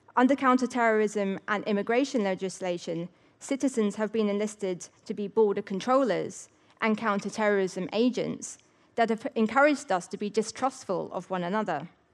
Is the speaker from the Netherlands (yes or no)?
no; England, United Kingdom; I am English, yet not fully.